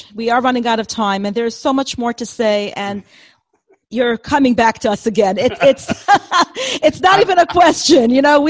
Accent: United States; as American Jews

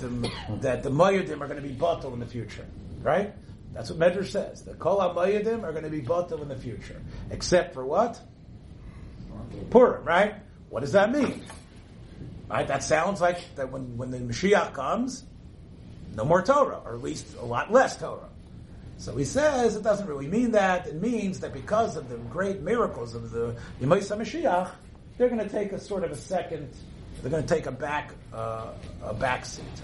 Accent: Memphis, Tennessee, United States; When I was growing up in Memphis

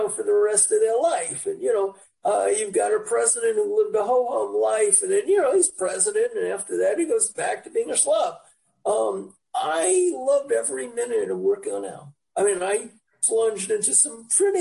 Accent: New York City, New York, United States; moved away as an adult; also born or lived in Chicago; now in Orange County, United States; Born and raised in the Bronx, Central Bronx, the Cardona Park area

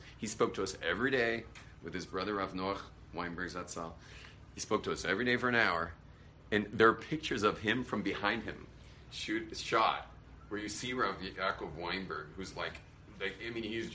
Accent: California, United States; I was a surfer from California.

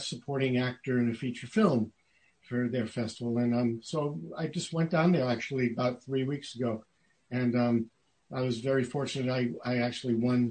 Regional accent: New York City, New York, United States; now in Southern California, United States; I grew up in Brooklyn, New York

